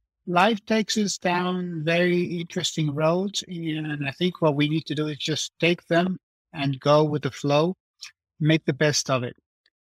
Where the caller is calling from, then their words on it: Davis, California, United States; I am coming to you from my home office in Davis, California. Davis is a very nice college town, about 60 miles to the northeast of San Francisco Bay Area.